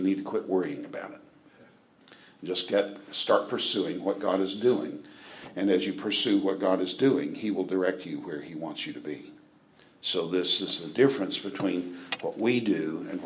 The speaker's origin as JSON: {"language": "English", "town": "Britton", "region": "Oklahoma", "country": "United States", "tie": "born or raised there", "moved": "yes", "said": "I'm from Britton, Oklahoma"}